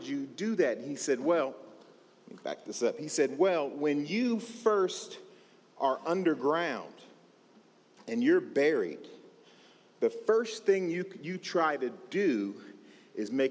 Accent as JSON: {"language": "English", "region": "California", "country": "United States", "tie": "born or raised there", "said": "I was born and raised in California"}